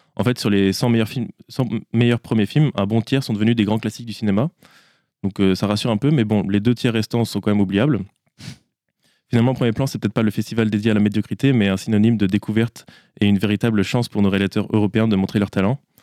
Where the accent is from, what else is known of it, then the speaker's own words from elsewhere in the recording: Le Mans, Pays de la Loire, France; je suis pas angevin, euh, je viens du Mans